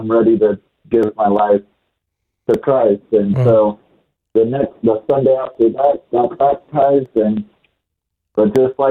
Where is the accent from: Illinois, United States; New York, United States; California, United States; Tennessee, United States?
California, United States; now in Texas, United States; growing up in California